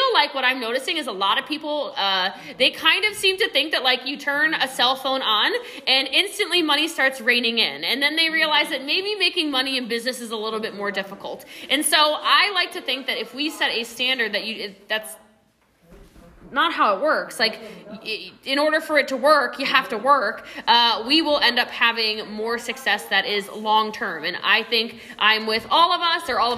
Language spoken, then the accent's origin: English; Maryland, United States; I grew up in Maryland, which is right by DC